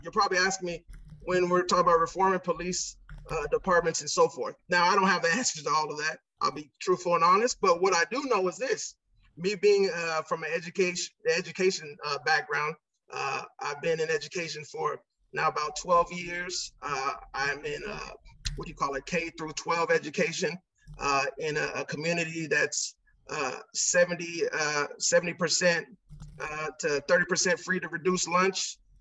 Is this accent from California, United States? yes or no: yes; Santa Ana, California, United States; also born or lived in Chicago, Illinois; I was born in Chicago, Illinois, but spent my whole life here in Orange County, California